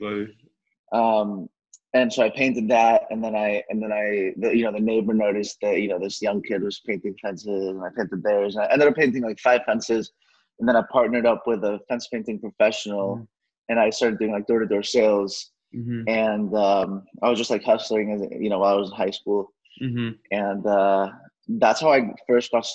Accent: Dallas, Texas, United States; also born or lived in Mexico City, Mexico / Los Angeles; I was born in Mexico City, Mexico, and both my parents are Mexican. And I ended up moving out here to Dallas when I was four for my dad's work. Mm-hmm. And, grew up here

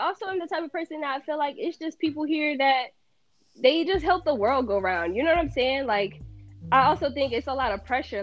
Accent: New Jersey, United States; I'm from Jersey.

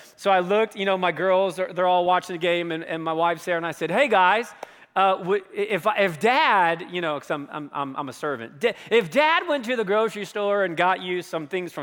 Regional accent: near Hershey, Pennsylvania, United States; now in Colorado, United States; in my middle school, high school years, I grew up in Pennsylvania, very close to a town called Hershey, Pennsylvania

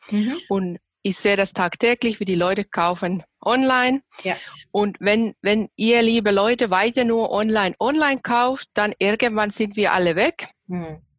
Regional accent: Finland; now in Germany; ursprünglich aus Finnland, wohne seit elf Jahren hier in Deutschland

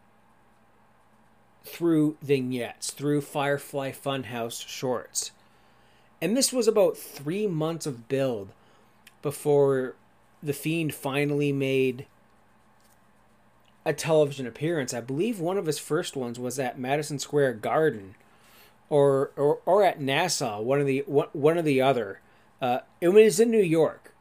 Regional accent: Sauble Beach, Ontario, Canada; I don't say Sauble Beach. I'll just say Toronto, because more people know about Toronto

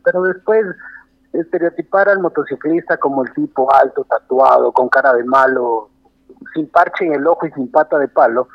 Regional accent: Loja, Ecuador; also born or lived in Quito, Ecuador; now in Guayaquil, Ecuador; yo soy un lojano de nacimiento

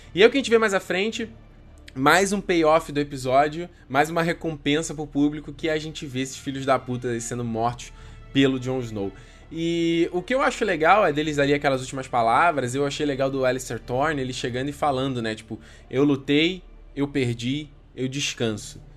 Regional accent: Brazil; A gente é do Brasil

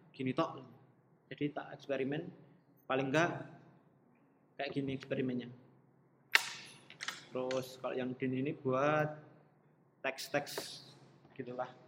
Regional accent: Solo, Central Java, Indonesia; born there; kalau background aku karena Sinister lahir di Solo aku terinspirasinya dari beberapa eh, bangunan-bangunan uh, di Solo

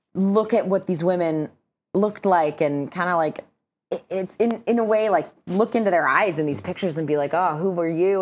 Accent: Southern California, United States; I'm from Southern California

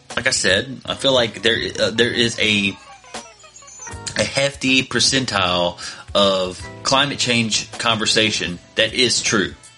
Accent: United States; me and most of us that are listening to this podcast were born and raised in America

